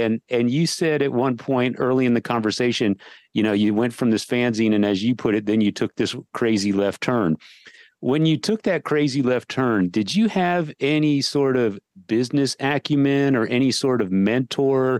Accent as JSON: {"language": "English", "town": "Austin", "region": "Texas", "country": "United States", "said": "we're from Texas and from Austin specifically"}